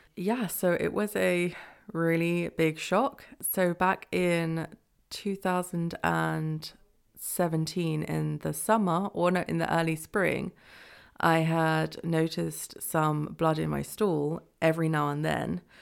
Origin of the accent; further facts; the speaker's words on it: England, United Kingdom; moved away as an adult; now in Freiburg, Germany; I'm from England